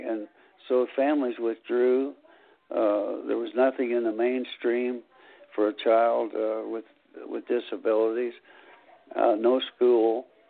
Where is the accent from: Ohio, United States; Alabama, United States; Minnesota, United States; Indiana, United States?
Indiana, United States; Anderson; born or raised there; also born or lived in Brooklyn, New York / Los Angeles, California